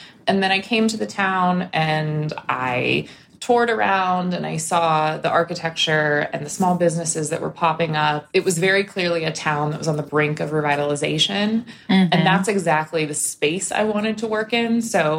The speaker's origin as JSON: {"language": "English", "town": "Pittsburgh", "region": "Pennsylvania", "country": "United States", "tie": "born or raised there", "also_born_or_lived": "Missouri / Virginia", "moved": "as an adult", "said": "I grew up in Pittsburgh. I went to school in Missouri, spent some time at some other places, was living in Virginia, working in a museum."}